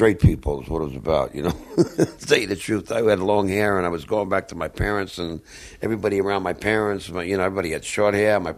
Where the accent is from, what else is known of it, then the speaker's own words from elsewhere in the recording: New York City, New York, United States; I grew up in New York City, but we had a little house in the mountains